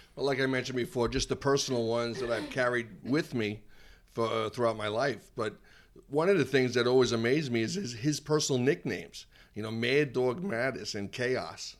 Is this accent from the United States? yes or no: yes; Massapequa, New York, United States; moved away; I was from Massapequa, so we're a couple of towns away